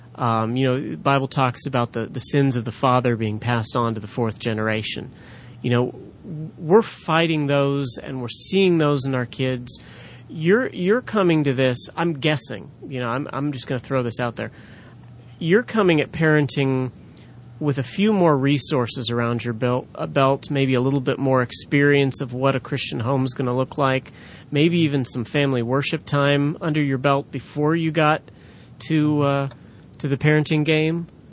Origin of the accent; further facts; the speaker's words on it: California, United States; I grew up in California, the land of fruits and nuts